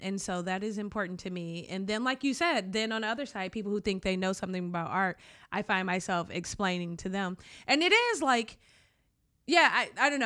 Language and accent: English; Detroit, Michigan, United States; I grew up in Detroit